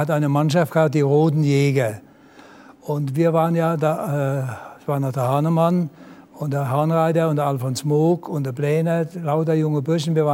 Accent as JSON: {"language": "German", "country": "Germany", "said": "Ich sage, nee, ich bin Deutscher nichts Franzos."}